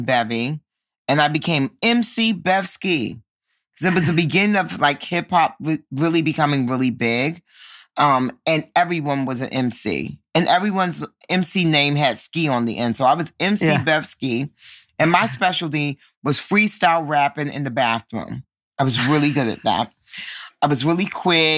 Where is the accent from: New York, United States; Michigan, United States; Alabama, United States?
New York, United States; New York City; I grew up in Harlem. And for your listeners who may not know, Harlem is a part of Manhattan